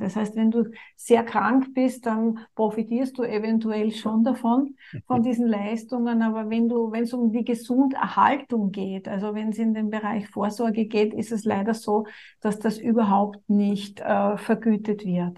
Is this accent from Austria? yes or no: yes; Austria; bei uns in Österreich